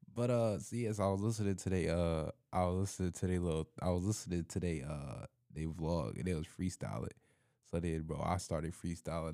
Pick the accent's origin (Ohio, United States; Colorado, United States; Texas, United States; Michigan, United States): Michigan, United States; Nine Mile; I'm from Nine Mile